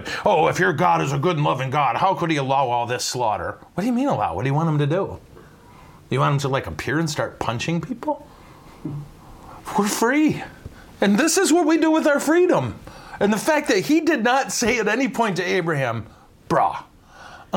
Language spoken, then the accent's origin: English; United States; I'm an American.